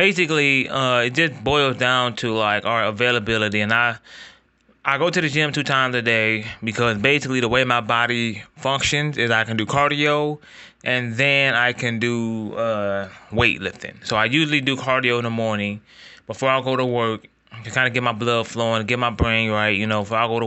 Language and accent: English; Ohio, United States; I am from Ohio